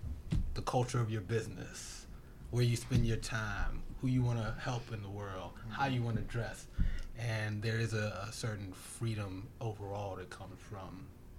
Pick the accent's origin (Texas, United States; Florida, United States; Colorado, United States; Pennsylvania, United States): Pennsylvania, United States; Philadelphia; as being a Philadelphian too